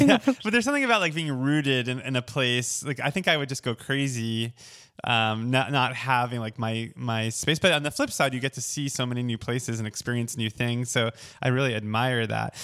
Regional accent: Oceanside, New York, United States; moved away; I'm from Oceanside, which is on the south shore of Long Island

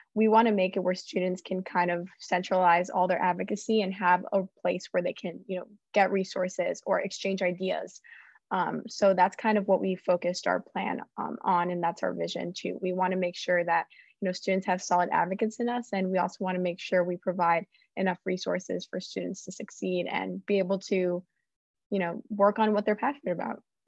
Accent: Miami, Florida, United States; moved away as an adult; I'm from Miami

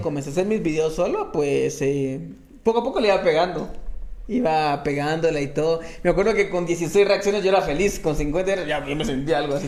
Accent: Guatemala City, Guatemala Department, Guatemala; normalmente todo fue en zona 5. Ah, Tuve mis momentos en zona 7, no fue mucho, pues, o sea, era por momentos, pero normalmente sí en zona 5. Ahí estudié, ahí me gradué, ahí crecí

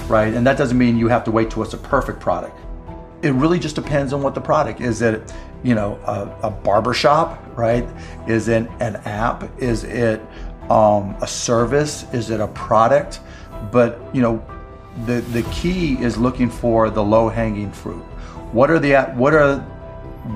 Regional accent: Pittsburgh, Pennsylvania, United States; I grew up in Pittsburgh

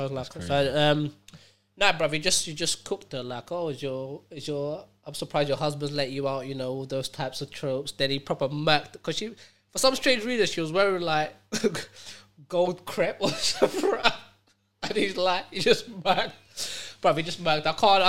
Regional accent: Jersey; I'm like, Jersey. I'm from Jersey, dog. I'm like, where are all these Americans?

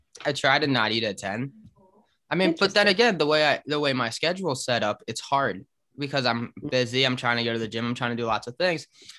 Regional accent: New York City, New York, United States; also born or lived in New Paltz; I grew up in New York City, and New York City has a lot of nighttime noise.

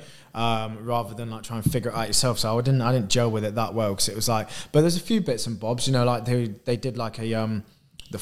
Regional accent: Leicester, East Midlands, United Kingdom; Foxton Locks, like canal where I grew up in Leicester

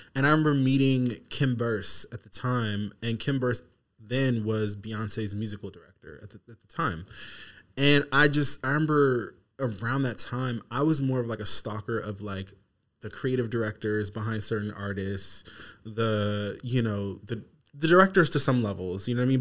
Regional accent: Seattle, Washington, United States; now in Los Angeles, United States; I'm from Seattle.

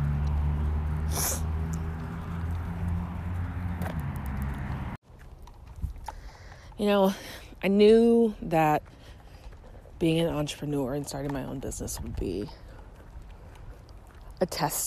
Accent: Shreveport, Louisiana, United States; moved away as an adult; now in St. Louis, United States; I'm originally from Louisiana, from Shreveport, third largest city

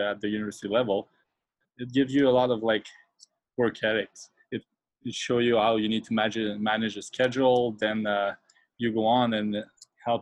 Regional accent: Quebec City, Quebec, Canada; also born or lived in Montreal; I'm not from Montreal, I'm from Quebec City

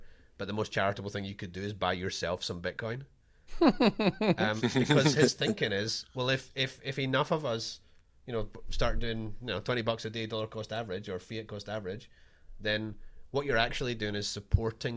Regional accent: Scotland, United Kingdom; I'm the Scottish guy with a chip on my shoulder too

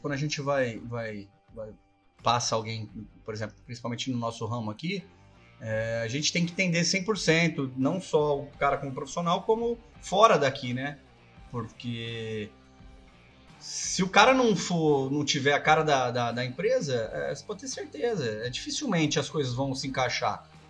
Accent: Ribeirão Preto, São Paulo, Brazil; nós viemos da, da, do café, né? Vamos falar, Ribeirão Sim. Preto foi a terra do café

